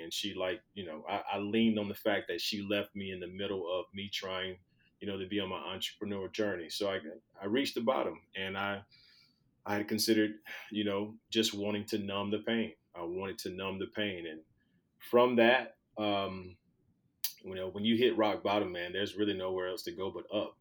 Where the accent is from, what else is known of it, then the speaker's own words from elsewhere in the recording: Skipperville, Alabama, United States; moved away; growing up in Alabama, in Skipperville, Alabama, with a population of about 600 people